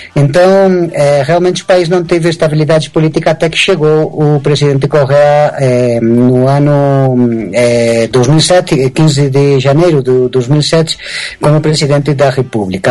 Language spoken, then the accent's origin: Portuguese; Spain; Portuguese is a second language; moved away as an adult; also born or lived in São Paulo, Brazil / Latin America; now in Ecuador; meus pais voltaram quando eu era ainda muito pequeno para a Espanha e, é, digamos que eu, me, eu cresci, me eduquei na Espanha